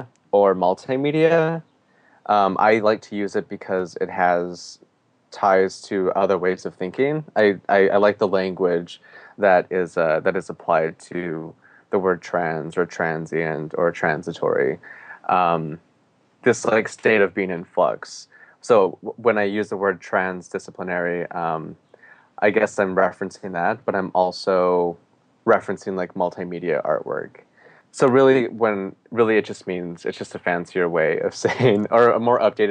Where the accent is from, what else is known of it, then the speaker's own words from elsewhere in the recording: Gallup, New Mexico, United States; now in Portland, United States; I grew up in Gallup, New Mexico